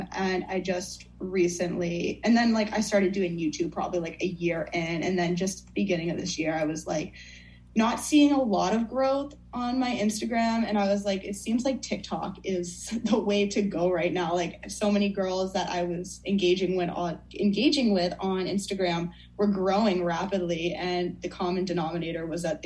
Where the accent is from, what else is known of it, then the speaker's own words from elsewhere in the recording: United States; also born or lived in Fairfield, Connecticut; I'm from Northern Mass, Southern New Hampshire area